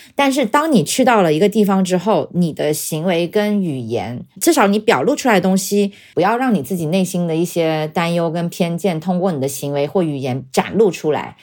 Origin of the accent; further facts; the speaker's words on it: China; 我作为中国人